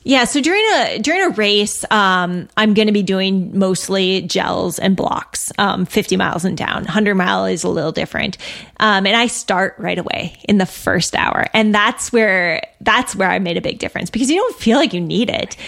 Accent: Minnesota, United States; I'm from Minnesota.

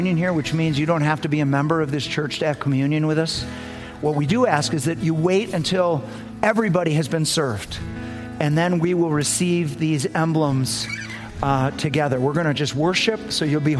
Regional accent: United States; I'm American. Nobody's more American than me.

